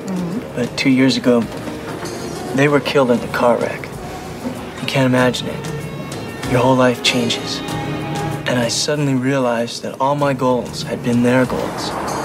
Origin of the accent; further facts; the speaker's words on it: Ohio, United States; So I come out here from Ohio a month ago. I've never seen the ocean before, any ocean.